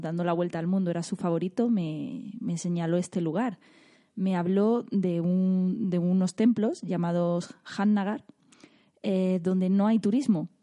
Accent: Motril, Andalusia, Spain; de mi pueblo, de Motril, Granada

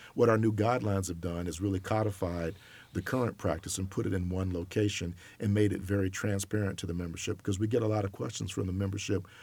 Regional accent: Auburn, Alabama, United States; moved away as an adult; also born or lived in New York; I grew up in Auburn, Alabama.

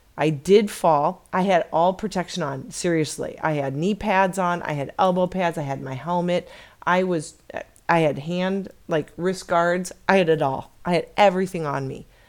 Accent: Chicago, Illinois, United States; now in Arizona, United States; I was born and raised in Chicago

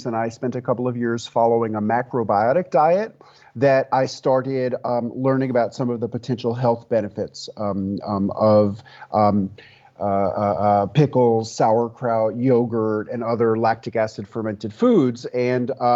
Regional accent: New York City, New York, United States; moved away as an adult; also born or lived in rural Tennessee; now in Tennessee, United States; when I was 30 years old, I moved from my hometown of New York City to rural Tennessee

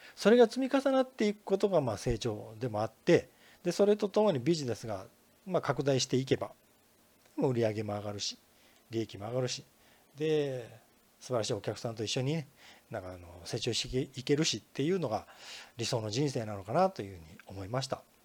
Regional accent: Kinki, Japan; 近畿圏に生まれ育ったもんですからね

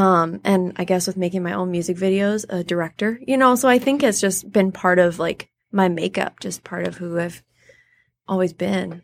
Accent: Clinton Township, Michigan, United States; also born or lived in Detroit, Michigan / Macomb, Michigan; I was born in Detroit. Grew up in Clinton Township, Michigan

